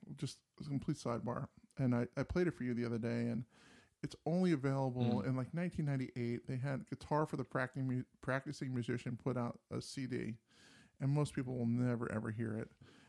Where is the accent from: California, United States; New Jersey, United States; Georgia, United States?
New Jersey, United States; also born or lived in New York; My parents moved when I was like a junior in college. They moved from New Jersey to Mississippi.